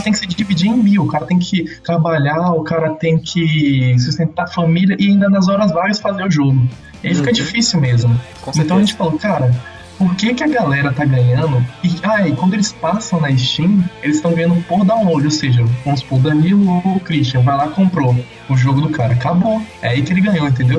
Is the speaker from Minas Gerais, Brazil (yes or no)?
no; Salvador, Bahia, Brazil; now in Ribeirão Preto, Brazil; eu sou de Salvador, Bahia, só que atualmente mora em Ribeirão